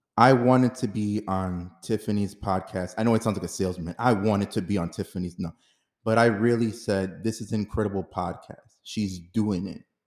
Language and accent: English; New York City, New York, United States; also born or lived in Dominican Republic / Harlem; I was born in Dominican Republic, raised here in New York City